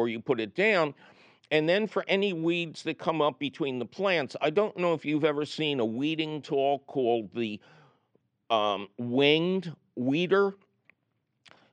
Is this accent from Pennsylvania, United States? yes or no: yes; Philadelphia, Pennsylvania, United States; When I was growing up in Philadelphia